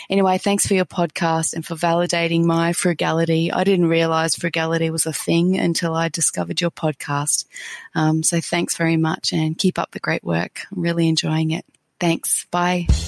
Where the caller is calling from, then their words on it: Brisbane, Queensland, Australia; I'm contacting you from Brisbane in Australia.